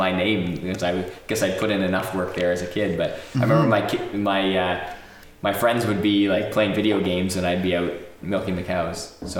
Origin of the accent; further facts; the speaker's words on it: Ilderton, Ontario, Canada; I was a kid from Ilderton